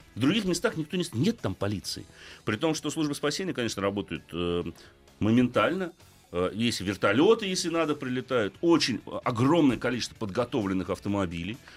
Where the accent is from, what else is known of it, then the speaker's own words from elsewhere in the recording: Moscow, Russia; У нас в Москве